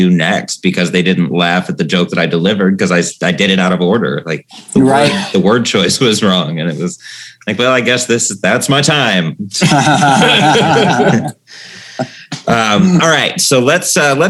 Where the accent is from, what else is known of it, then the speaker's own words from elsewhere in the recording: Akron, Ohio, United States; moved away as an adult; also born or lived in Brooklyn, New York; suburban Akron, Ohio